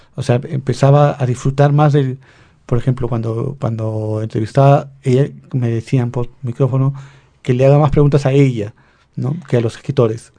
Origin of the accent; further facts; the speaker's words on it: Lima, Peru; Yo como limeño